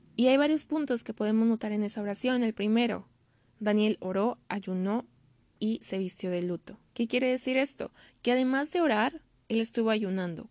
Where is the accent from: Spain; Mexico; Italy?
Mexico